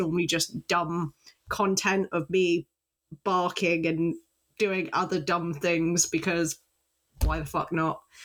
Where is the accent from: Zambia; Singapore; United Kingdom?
United Kingdom; I'm British